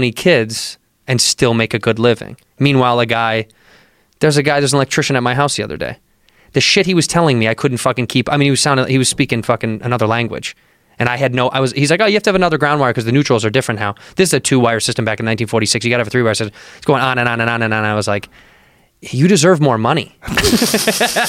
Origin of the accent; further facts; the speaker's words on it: Midwest, United States; I grew up in the Midwest